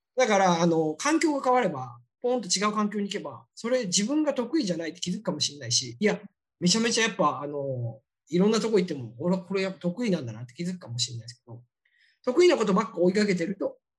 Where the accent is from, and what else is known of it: Japan; born or raised there; moved away